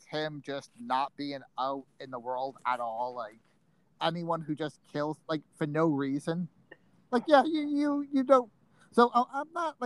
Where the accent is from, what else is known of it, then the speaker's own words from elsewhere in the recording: Rhode Island, United States; growing up in Rhode Island, our local serial killer was Craig Price